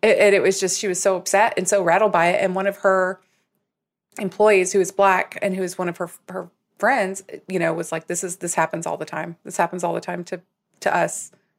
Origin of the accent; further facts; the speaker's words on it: Southern US, United States; accent: Southern; Do you know that I can't help it anymore, but I actively suppressed my Southern accent.